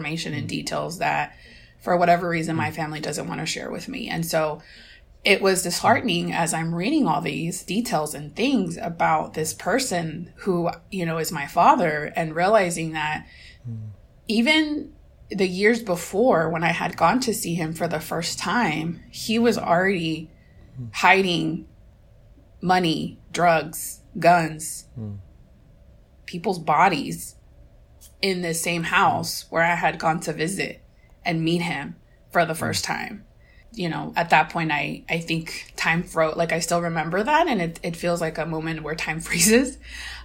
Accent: Mexico; moved away; I was 18 or 19 years old when I traveled back to Mexico, my hometown, for the first time

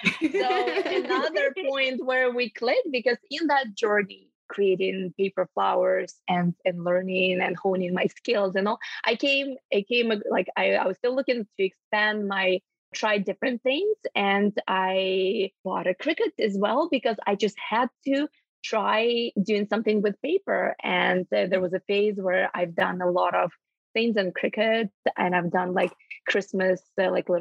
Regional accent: Ukraine; moved away as an adult; now in Canada; I was born and raised in Ukraine, and I'm Canadian at heart. I've been calling it home for over 10 years

